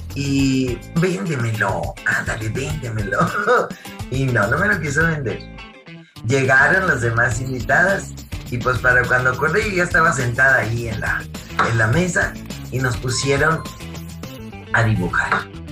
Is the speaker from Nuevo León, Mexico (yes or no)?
yes; Monterrey, Nuevo León, Mexico; soy de Monterrey